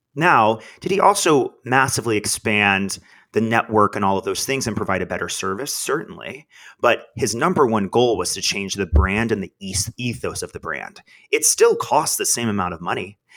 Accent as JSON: {"language": "English", "region": "Texas", "country": "United States", "tie": "born or raised there", "moved": "as an adult", "lives_now": "New York City, United States", "said": "I knew my entire life I, I had to get out of Texas"}